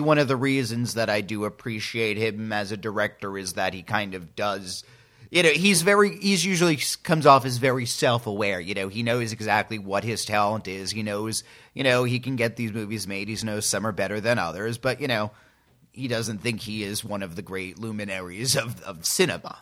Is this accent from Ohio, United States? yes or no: no; Northern New Jersey, United States; I'm from New Jersey and I work these kind of jobs